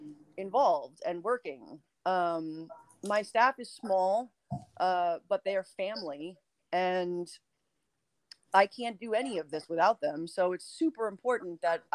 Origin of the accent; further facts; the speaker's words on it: New York, United States; moved away as an adult; now in West Hollywood, United States; Now I'm from New York